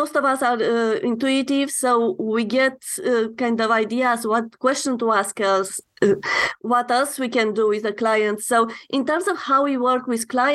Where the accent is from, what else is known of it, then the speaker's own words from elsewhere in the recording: Romania; moved away as an adult; now in Canada; I'm coming from Romania, and when I immigrated to Canada